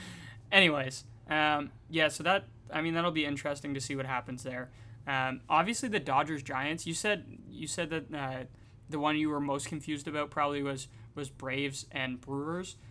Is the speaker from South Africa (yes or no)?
no; Canada; We're, we're Canadian